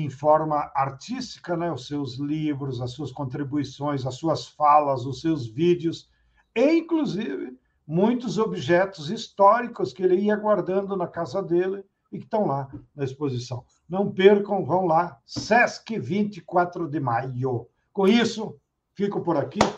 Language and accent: Portuguese; Rio Grande do Sul, Brazil; o Papa Francisco é gaúcho, eu sou gaúcho, o Brizola é gaúcho